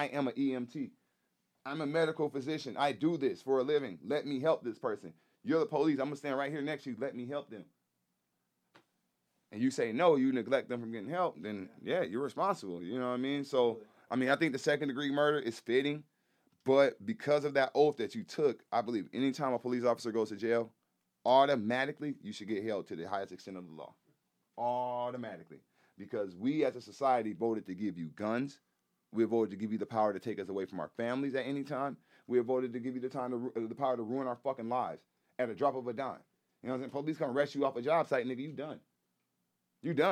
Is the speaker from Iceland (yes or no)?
no; Texas, United States; I grew up in Texas, middle school